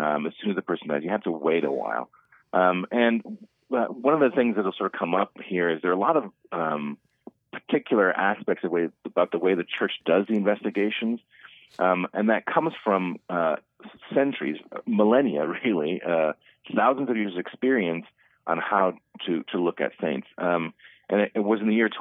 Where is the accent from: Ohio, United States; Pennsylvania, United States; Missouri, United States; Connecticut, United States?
Ohio, United States; Cleveland; now in Omaha, United States; when I was growing up in Cleveland